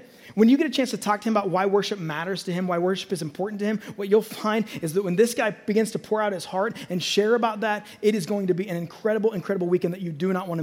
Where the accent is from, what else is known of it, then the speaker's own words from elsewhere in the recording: North Platte, Nebraska, United States; church was me growing up in North Platte, Nebraska